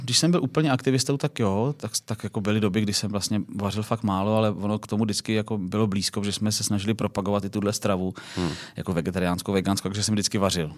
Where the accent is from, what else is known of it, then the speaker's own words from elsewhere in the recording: Plzeň, Plzeň Region, Czechia; jsem z Plzně, z západu Čech